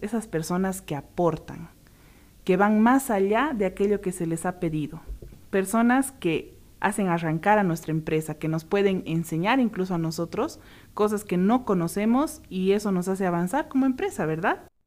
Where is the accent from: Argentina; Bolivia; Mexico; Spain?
Bolivia